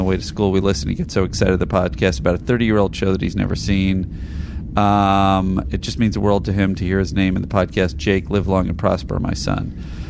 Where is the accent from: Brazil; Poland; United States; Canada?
Canada; Ottawa, Ontario; Here's the Scholastic grading system I grew up with here in Ottawa, Canada.